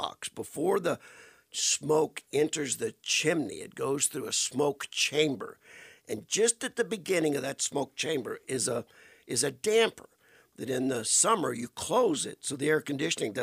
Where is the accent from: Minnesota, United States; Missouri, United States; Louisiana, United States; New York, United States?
Louisiana, United States; Welsh; my hometown of Welch